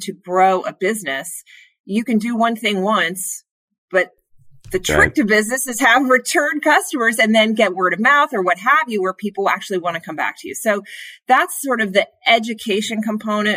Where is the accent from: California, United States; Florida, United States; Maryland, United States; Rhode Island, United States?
Maryland, United States; Bethesda; I grew up actually outside of Washington, D.C. in Bethesda, Maryland